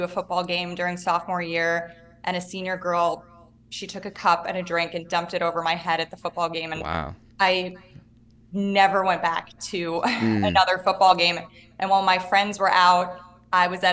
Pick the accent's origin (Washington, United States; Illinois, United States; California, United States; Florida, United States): Illinois, United States; Chicago; moved away; also born or lived in Miami / New York City; growing up in the suburbs of Chicago